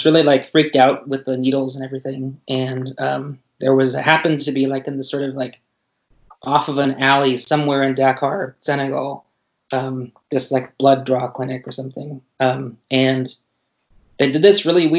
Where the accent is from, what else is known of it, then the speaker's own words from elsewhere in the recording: Pacific Northwest, United States; I grew up in the Northwest